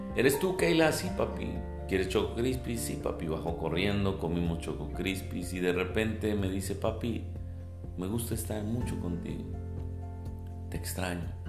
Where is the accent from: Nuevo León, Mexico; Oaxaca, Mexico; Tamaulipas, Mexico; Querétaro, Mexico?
Nuevo León, Mexico; Monterrey; soy de Monterrey, soy pastor en Monterrey